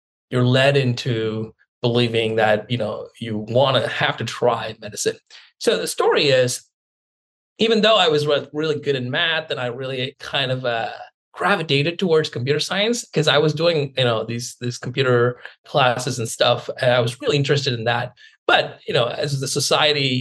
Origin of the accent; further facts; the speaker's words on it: India; moved away as an adult; now in Seattle, United States; I grew up in India.